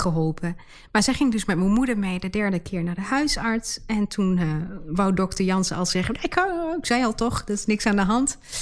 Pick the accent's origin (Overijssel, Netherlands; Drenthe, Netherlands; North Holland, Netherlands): Overijssel, Netherlands; Enschede; accent: Twents; ik, ben geboren en getogen in Enschede. Daar komen wij vandaan